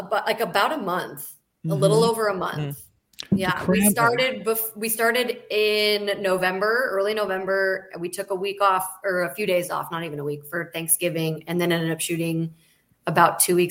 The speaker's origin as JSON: {"language": "English", "region": "Arizona", "country": "United States", "moved": "yes", "lives_now": "California, United States", "said": "I'm from Arizona originally, but I'm from the California forever."}